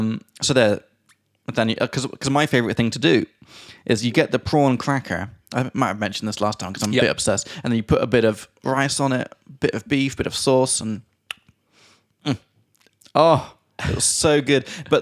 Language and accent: English; United Kingdom; everyone I meet, when they find out I'm British, they're like, oh, the food's terrible there, right?